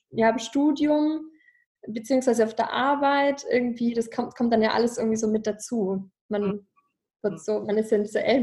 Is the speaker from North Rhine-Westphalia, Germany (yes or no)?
no; Ravensburg, Baden-Württemberg, Germany; Also ich komme ja aus dem Schwäbischen, Ravensburg am Bodensee, da komme ich ja her